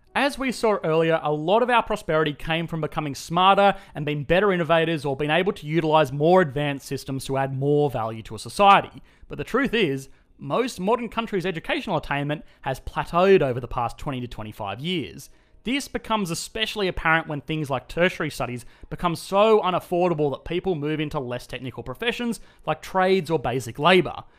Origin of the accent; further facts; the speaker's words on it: Australia; accent: Australian; my Australian accent